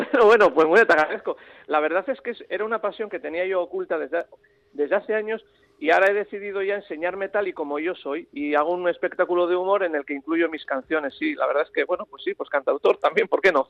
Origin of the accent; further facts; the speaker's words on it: San Sebastián, Basque Country, Spain; yo soy donostiarra, pero amo Bilbao, Navarra, mi abuela de Navarra, mi padre riojano